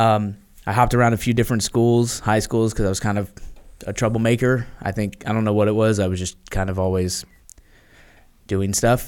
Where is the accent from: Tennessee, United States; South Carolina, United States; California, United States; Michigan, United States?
Tennessee, United States; Memphis; I was born in Memphis, Tennessee